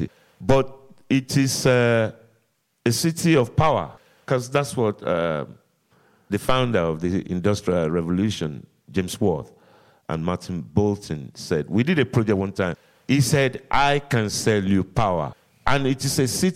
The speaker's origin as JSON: {"language": "English", "region": "Lagos", "country": "Nigeria", "tie": "born or raised there", "also_born_or_lived": "London / Somerset / New York", "first_language": "Yoruba", "second_language": "English", "moved": "as an adult", "lives_now": "Birmingham, United Kingdom", "said": "I was born in Lagos. Lagos is an island. I was born on the island."}